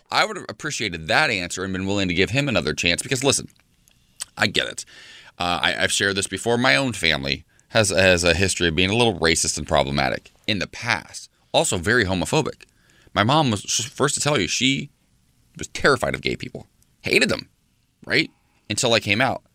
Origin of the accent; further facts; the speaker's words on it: Salina, Ohio, United States; moved away; my hometown back in Salina, Ohio